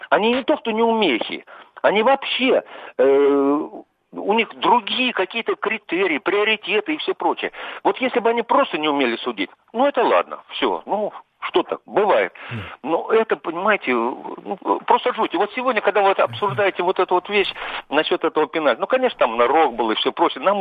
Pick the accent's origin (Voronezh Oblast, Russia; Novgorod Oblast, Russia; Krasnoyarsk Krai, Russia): Voronezh Oblast, Russia; Voronezh; Я из Воронежа.